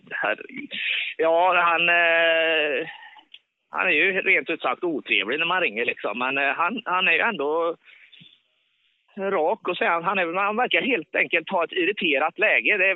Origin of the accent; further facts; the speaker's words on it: Bengtsfors, Västra Götaland, Sweden; accent: Dalsland dialect; Jag är från Bengtsfors. Ja, det ligger i Dalsland.